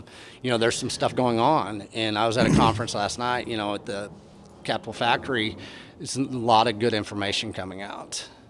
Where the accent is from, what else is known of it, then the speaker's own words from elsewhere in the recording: Texas, United States; I come from Texas. I come from beef land